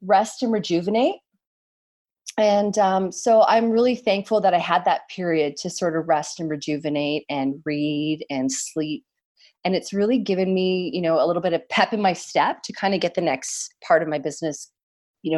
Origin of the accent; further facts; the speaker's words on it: Canada; Although I'm not American, I'm Canadian